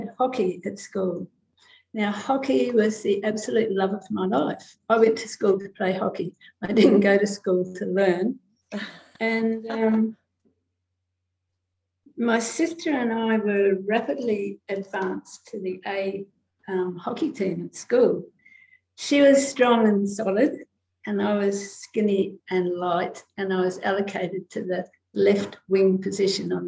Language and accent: English; New Zealand; moved away as an adult; also born or lived in London, United Kingdom / Townsville, Australia; now in Australia; I was born in New Zealand.